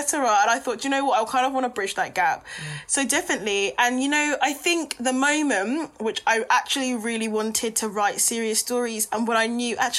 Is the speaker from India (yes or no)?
no; Luton, East of England, United Kingdom; I'm from Luton Town.